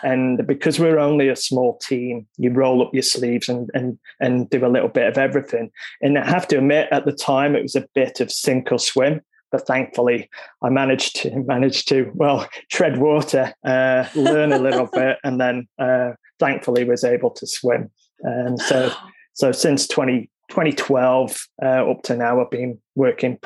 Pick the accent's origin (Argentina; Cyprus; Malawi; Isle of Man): Isle of Man; moved away as an adult; now in Australia; I'm from the Isle of Man, which is a small island in the UK. And upon leaving school, I went into the finance industry.